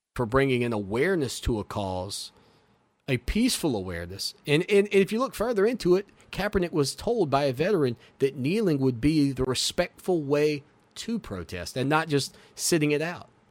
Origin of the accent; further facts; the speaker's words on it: United States; as an American